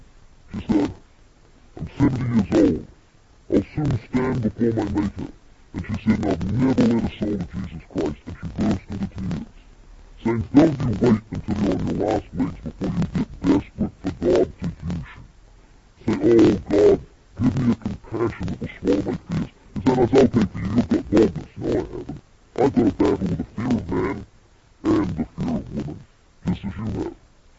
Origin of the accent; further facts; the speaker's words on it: New Zealand; moved away; Now, I'm originally from New Zealand, even though I've lost my accent, I've been here so long.